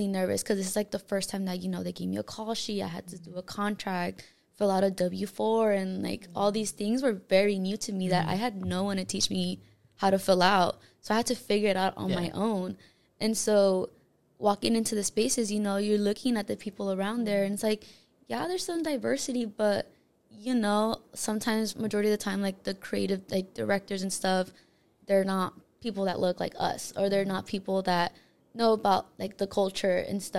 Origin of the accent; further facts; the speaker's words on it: Los Angeles, California, United States; So, I'm originally from South Central LA. I was born and raised in LA as well.